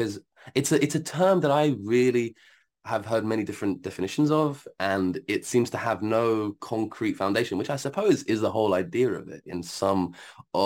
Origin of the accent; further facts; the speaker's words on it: Algeria; I'm from Algeria